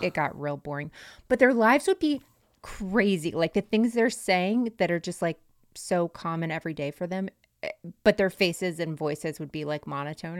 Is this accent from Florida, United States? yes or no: yes; North Florida, United States; Where I'm from in North Florida, we had a bunch of Amish